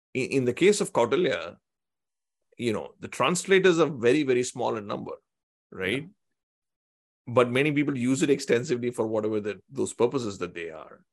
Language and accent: English; Tamil Nadu, India; I come from Tamil Nadu